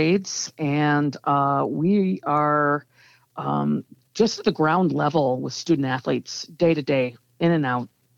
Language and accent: English; Evanston, Illinois, United States; I've never not lived in or worked in Evanston every single day of my life. Born and raised.